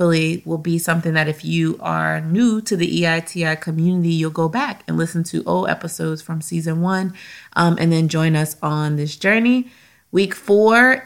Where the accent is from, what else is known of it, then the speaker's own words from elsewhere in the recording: Louisiana, United States; we're from Louisiana